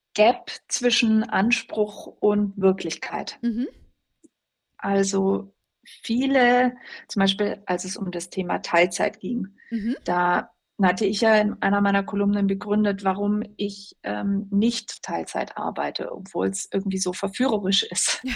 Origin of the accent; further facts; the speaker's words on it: West Germany, Germany; ich bin also in, in Westdeutschland groß geworden.